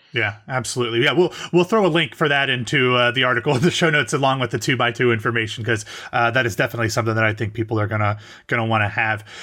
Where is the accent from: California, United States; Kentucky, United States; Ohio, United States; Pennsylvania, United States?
Ohio, United States; Columbus; I'm from Ohio